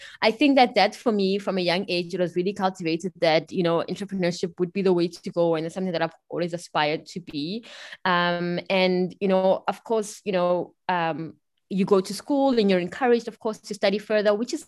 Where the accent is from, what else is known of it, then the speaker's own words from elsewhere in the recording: Pretoria, Gauteng, South Africa; also born or lived in Bern, Switzerland; I'm South African, you know, as it may have been obvious. I grew up in sunny Pretoria, the capital of South Africa.